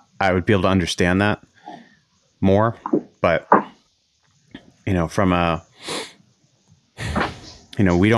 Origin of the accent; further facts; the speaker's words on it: Maine, United States; now in Norway; I grew up in Maine